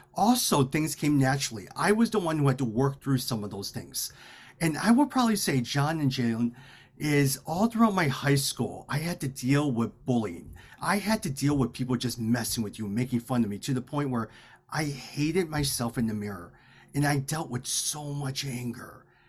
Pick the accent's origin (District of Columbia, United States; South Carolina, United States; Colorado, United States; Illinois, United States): Illinois, United States; Chicago; My parents immigrated to Chicago in 1972. I was born in 1977. We grew up in the Chinatown area, but also in the area of Bridgeport